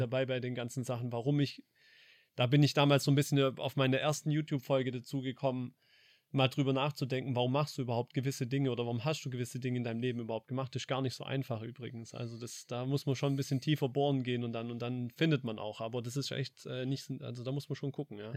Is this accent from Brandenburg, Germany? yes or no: no; Heppstraße, Baden-Württemberg, Germany; groß geworden in der Heppstraße